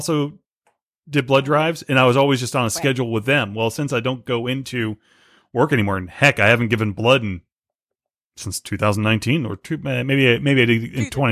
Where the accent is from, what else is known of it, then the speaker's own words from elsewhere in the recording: Florida, United States; also born or lived in Boston; technically, I've lived in Florida most of my life, but I was born in Boston